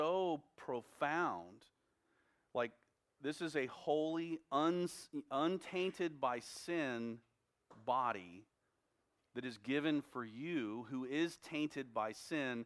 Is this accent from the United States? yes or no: yes; United States; as American Christians